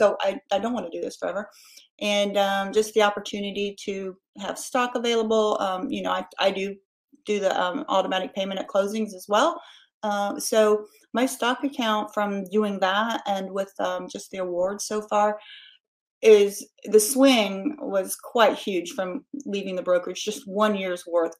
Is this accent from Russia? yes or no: no; Indianapolis, Indiana, United States; moved away; also born or lived in Carmel, Indiana; I'm from the Indianapolis area